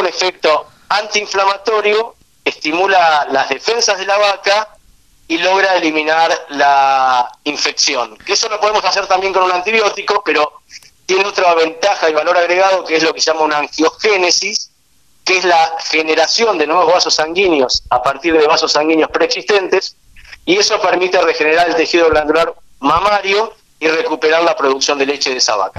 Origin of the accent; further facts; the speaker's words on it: Argentina; also born or lived in Israel; Nací en Israel y desde el año y medio de edad estoy viviendo en Argentina, así que prácticamente viví casi toda mi vida en nuestro país